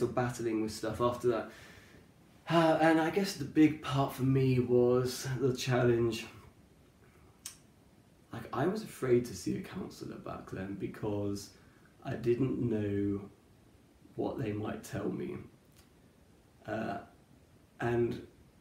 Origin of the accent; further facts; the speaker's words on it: Cornwall, South West England, United Kingdom; I grew up in Cornwall.